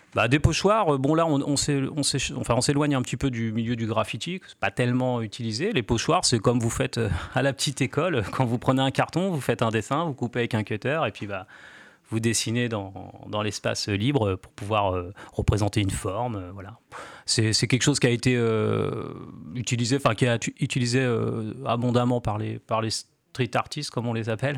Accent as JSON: {"language": "French", "town": "Cherbourg", "region": "Normandy", "country": "France", "tie": "born or raised there", "lives_now": "Caen, France", "said": "moi je suis originaire de Cherbourg à la base"}